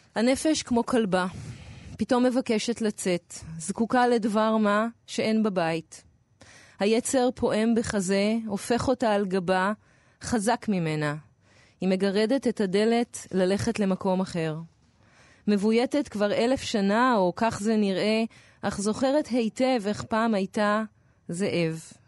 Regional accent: Tel Aviv, Tel Aviv District, Israel; בתור תל אביבית

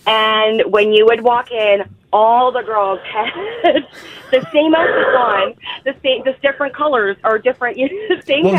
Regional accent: Stephenville, Newfoundland and Labrador, Canada; So I'm from Stephenville, Newfoundland.

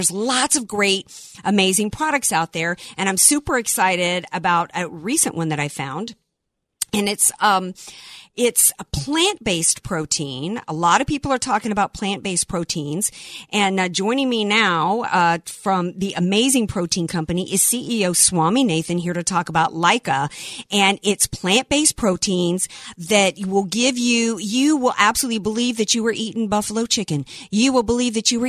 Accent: the South, United States; I am a Southerner.

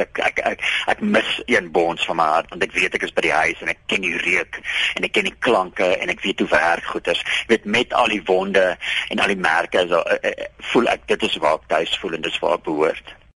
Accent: South Africa; ek is 'n Afrikaner

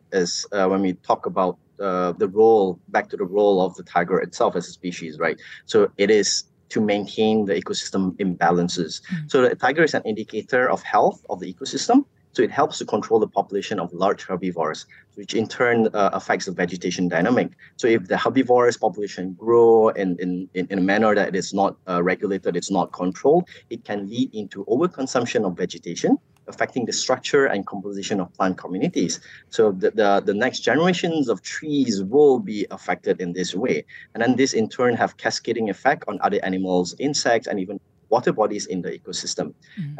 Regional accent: Malaysia; as Malaysian

